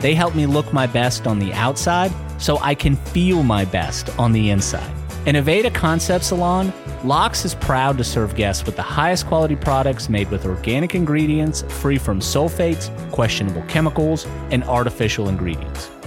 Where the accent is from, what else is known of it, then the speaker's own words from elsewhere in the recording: Atlanta, Georgia, United States; moved away; I grew up in Atlanta